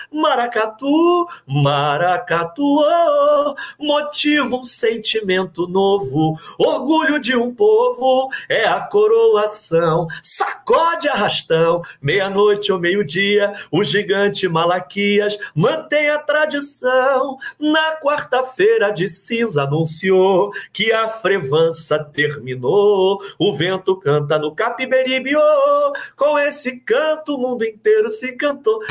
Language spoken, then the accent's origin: Portuguese; Rio de Janeiro, Brazil; also born or lived in Botafogo, Rio de Janeiro; eu só cria da Zona Oeste, eu sou de Jacarepaguá e tal, hoje moro em Botafogo, mas sou de Jacarepaguá.